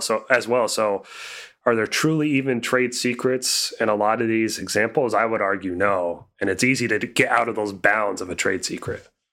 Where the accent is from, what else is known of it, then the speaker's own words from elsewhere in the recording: Indiana, United States; my hometown area code is 317